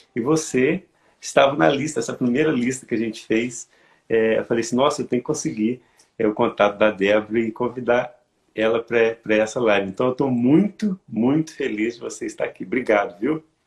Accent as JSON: {"language": "Portuguese", "town": "Santos Dumont", "region": "Minas Gerais", "country": "Brazil", "said": "eu moro em Minas Gerais, eu sou do interior de Minas, é, aqui, em Santos Dumont"}